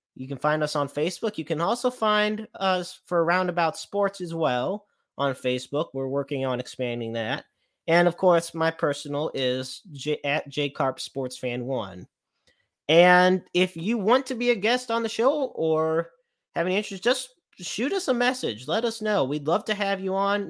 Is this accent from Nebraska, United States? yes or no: no; St. Louis, Missouri, United States; it's my hometown